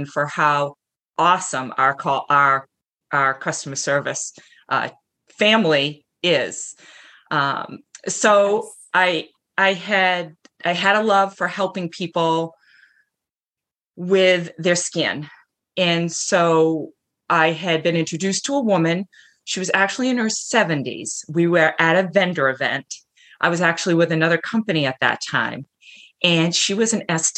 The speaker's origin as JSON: {"language": "English", "region": "Massachusetts", "country": "United States", "tie": "born or raised there", "said": "I'm from Massachusetts, born and raised. I'm still here"}